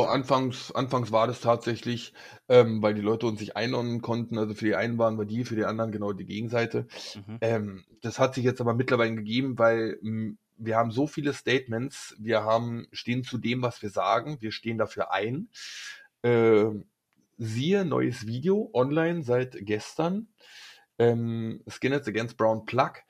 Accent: Berlin, Germany; ich bin Urberliner

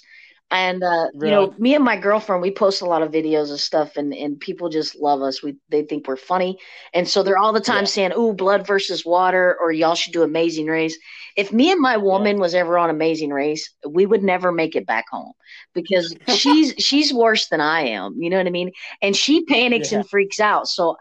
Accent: near Jellico, Kentucky-Tennessee line, United States; born or raised there

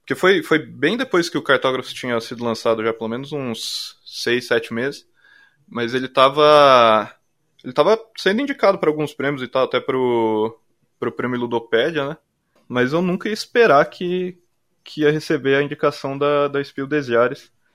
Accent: Cascavel, Paraná, Brazil; moved away as an adult; also born or lived in Curitiba; eu sou de Cascavel, do Paraná

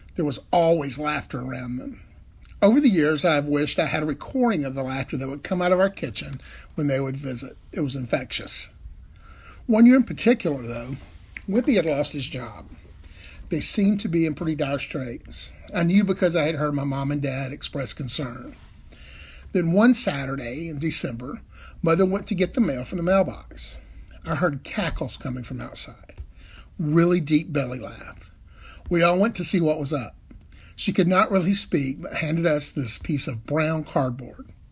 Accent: Birmingham, Alabama, United States; I'm from Birmingham, Alabama

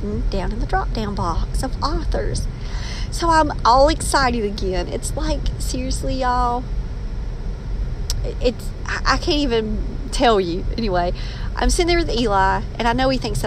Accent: Maxton, North Carolina, United States; accent: country slang unique to Maxton, North Carolina; my accent, holding on to that country slang that is unique to Maxton, North Carolina

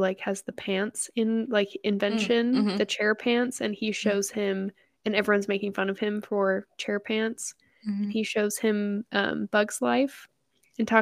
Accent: Texas, United States; it talks about my home state.

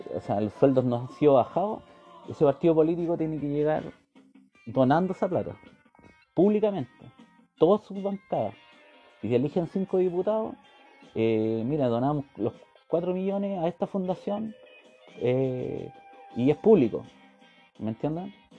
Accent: Chile; soy simplemente un chileno más

